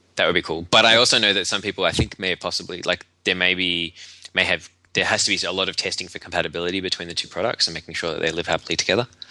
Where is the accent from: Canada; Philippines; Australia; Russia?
Australia; being Australian